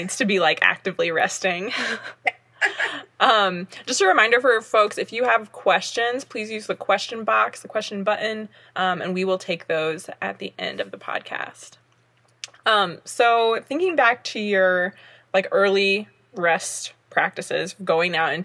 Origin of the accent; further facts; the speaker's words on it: the South, United States; I'm from the South as well